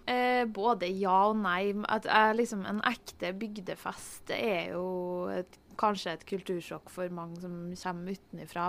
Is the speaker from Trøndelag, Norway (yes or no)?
yes; Hitra, Trøndelag, Norway; born or raised there